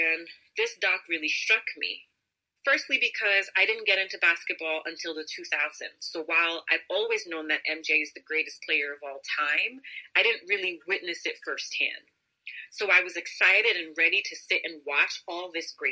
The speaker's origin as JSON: {"language": "English", "region": "New York", "country": "United States", "tie": "born or raised there", "said": "I am a first generation Haitian American, born and raised in New York"}